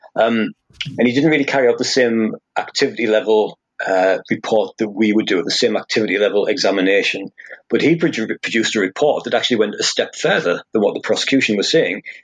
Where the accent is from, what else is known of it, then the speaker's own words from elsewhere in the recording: Hartlepool, North East England, United Kingdom; I'm from Hartlepool, so that's the Teesside area, south of Newcastle